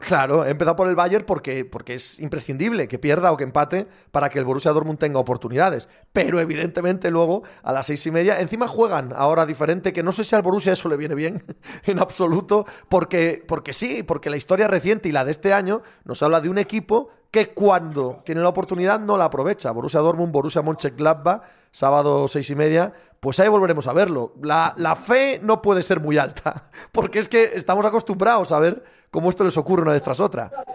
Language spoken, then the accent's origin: Spanish; Cangas de Narcea, Asturias, Spain; mi pueblo, en Cangas de Narcea